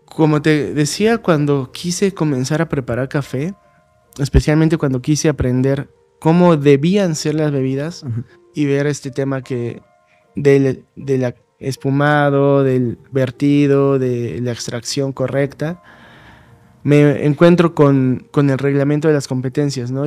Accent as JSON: {"language": "Spanish", "area": "Acolman", "region": "State of Mexico", "country": "Mexico", "tie": "born or raised there", "moved": "yes", "lives_now": "Mexico City, Mexico", "said": "en, mi pueblo armaban una feria de la piñata, que es muy famosa"}